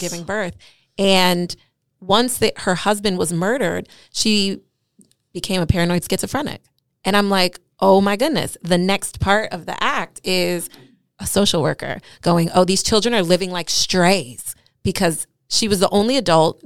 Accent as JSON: {"language": "English", "town": "New York City", "region": "New York", "country": "United States", "said": "I'm a New Yorker"}